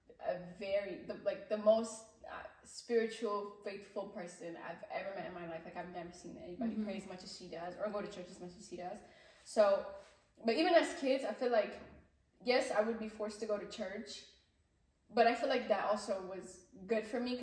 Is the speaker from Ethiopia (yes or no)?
yes; Ethiopia; moved away; when I was growing up in Ethiopia, I've always wanted to be Mezemran at church